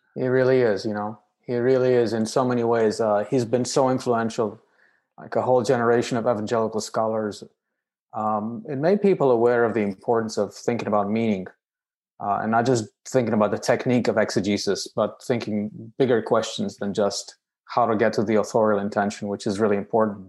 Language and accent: English; Romania; moved away as an adult; also born or lived in United Kingdom; now in United States; I hail from Romania, uh, which is a country in Eastern Europe